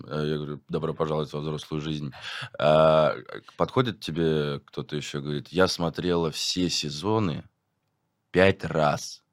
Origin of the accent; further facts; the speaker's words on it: Chelyabinsk, Chelyabinsk Oblast, Russia; moved away; я не в своем городе. Угу. Я как бы из Челябинска